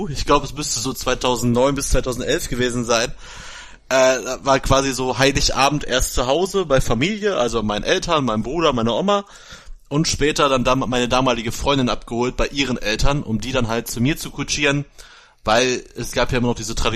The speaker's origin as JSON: {"language": "German", "country": "Germany", "said": "Und in den äh, Lokalitäten, wo bei uns in Essen Backgammon gespielt wird, darf ich nicht rein als Deutscher."}